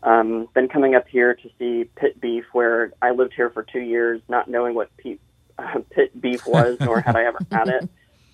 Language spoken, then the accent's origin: English; South Carolina, United States; now in Maryland, United States; originally I'm from South Carolina. So having moved up here to Maryland